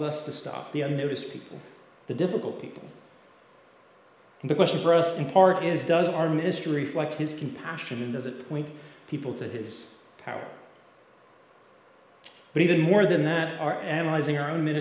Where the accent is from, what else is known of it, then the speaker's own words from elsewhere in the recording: Canada; I grew up in Canada, so it was cold